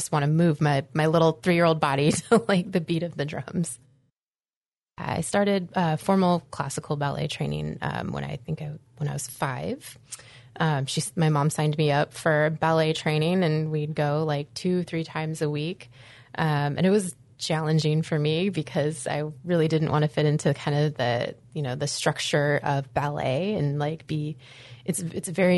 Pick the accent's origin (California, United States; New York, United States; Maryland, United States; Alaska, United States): Alaska, United States; Anchorage; also born or lived in Green Bay, Wisconsin; I grew up here in Anchorage, Alaska. I was born in Green Bay, Wisconsin, and I was essentially transplanted, as I like to joke, to Anchorage with my adopted family